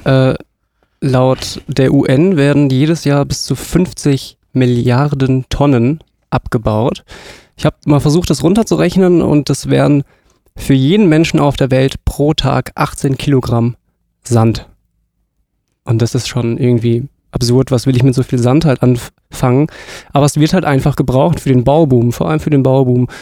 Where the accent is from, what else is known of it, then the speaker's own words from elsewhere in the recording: southern Hesse, Germany; moved away as an adult; also born or lived in northern Germany; ich komme leider nicht hier aus der Gegend, sondern aus Südhessen, aber jetzt bin ich halt hier im Norden gelandet.